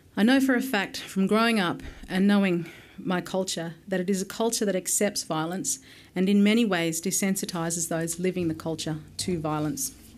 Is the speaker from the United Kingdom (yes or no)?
no; Alice Springs, Northern Territory, Australia; also born or lived in Yuendumu; I have essentially grown up in Alice Springs, but spent a great deal of my childhood in remote communities in the Northern Territory